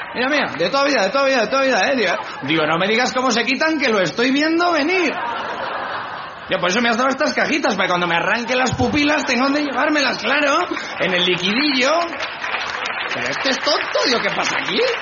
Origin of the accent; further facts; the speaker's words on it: Spain; soy español